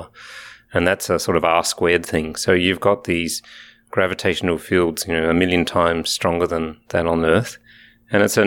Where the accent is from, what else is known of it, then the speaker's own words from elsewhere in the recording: Alice Springs, Northern Territory, Australia; moved away; also born or lived in Adelaide, Australia / Canberra, Australia / England; born in Alice Springs in the middle of Australia, but I did my education at the University of Adelaide and the Australian National University.